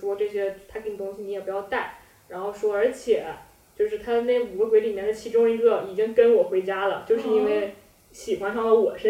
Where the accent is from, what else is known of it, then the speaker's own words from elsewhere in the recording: Hohhot, Inner Mongolia, China; 就在呼和浩特嘛，内蒙。